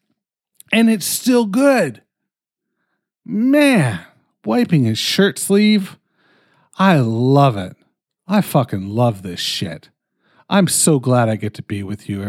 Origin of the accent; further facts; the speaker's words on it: Canada; I'm fucking Canadian